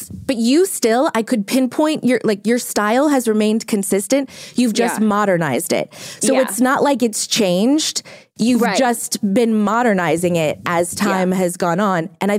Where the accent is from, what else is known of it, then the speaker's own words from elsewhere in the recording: Louisiana, United States; moved away as an adult; now in Los Angeles, United States; I'm from Louisiana too.